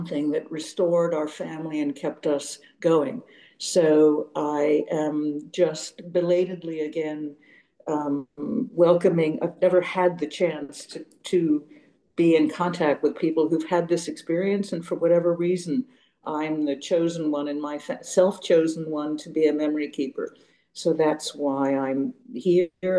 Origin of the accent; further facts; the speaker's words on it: Geneva, Switzerland; now in San Francisco, United States; We grew up in Geneva, Switzerland.